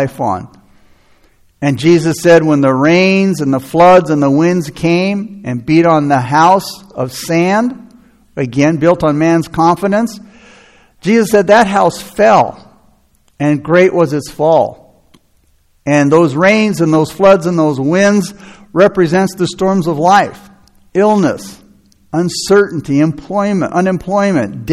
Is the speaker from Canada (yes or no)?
no; United States; as American Christians